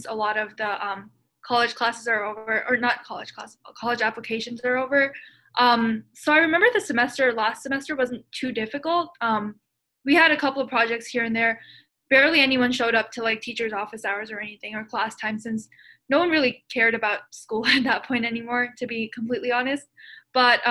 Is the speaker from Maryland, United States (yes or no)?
yes; Maryland, United States; I'm from Maryland